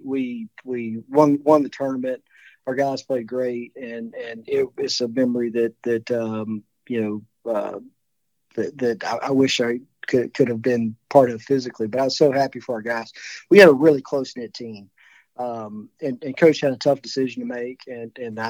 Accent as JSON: {"language": "English", "town": "Calhoun City", "region": "Mississippi", "country": "United States", "tie": "born or raised there", "moved": "yes", "lives_now": "Houston, United States", "said": "I grew up in Calhoun City"}